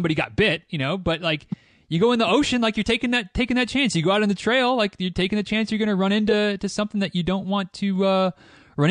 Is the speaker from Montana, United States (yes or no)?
no; Michigan, United States; now in Central Florida, United States; I live in Central Florida, and I'm not a Florida native. I'm from Michigan originally